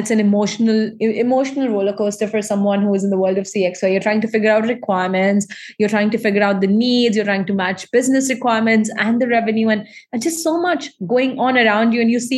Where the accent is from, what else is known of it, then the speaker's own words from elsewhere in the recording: Dubai, United Arab Emirates; I'm from Indian ancestor background. And while I still have been born and raised in this region